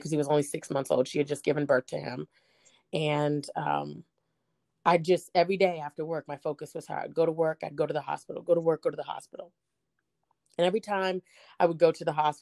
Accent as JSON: {"language": "English", "town": "Boston", "region": "Massachusetts", "country": "United States", "said": "I'm from Boston, Massachusetts"}